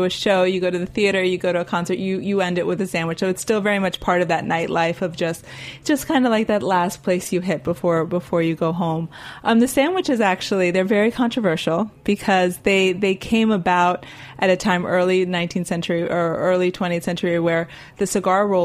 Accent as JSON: {"language": "English", "town": "Miami", "region": "Florida", "country": "United States", "tie": "born or raised there", "lives_now": "New York, United States", "said": "I think I've I've living in New York after growing up in Miami, not necessarily having like central air, these kind of very acclimated um, living situations."}